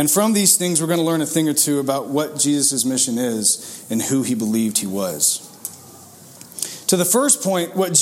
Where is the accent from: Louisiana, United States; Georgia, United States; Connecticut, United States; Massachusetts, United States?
Georgia, United States; Grayson; moved away as an adult; now in Atlanta, United States; I'm from Grayson